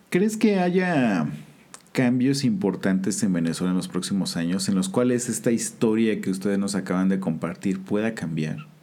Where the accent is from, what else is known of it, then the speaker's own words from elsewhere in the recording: Mexico; Nosotros como mexicanos